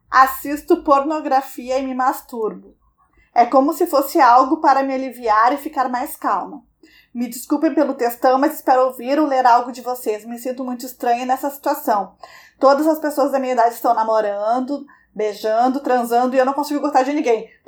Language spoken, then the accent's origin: Portuguese; Rio de Janeiro, Brazil; Tenho 20 anos e sou carioca.